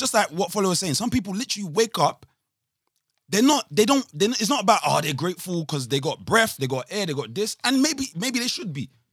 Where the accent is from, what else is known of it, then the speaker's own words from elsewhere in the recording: Nigeria; I'm Nigerian